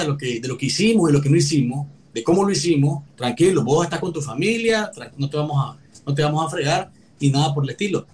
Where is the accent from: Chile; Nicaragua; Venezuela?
Nicaragua; moved away; presentarnos como nicaragüenses en el exilio